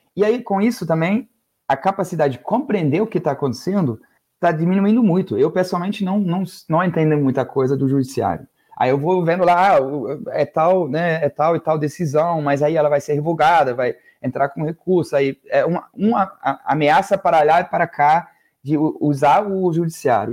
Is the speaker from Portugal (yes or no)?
no; Northern Germany, Germany; now in Brazil; Eu venho do, é, do norte da Alemanha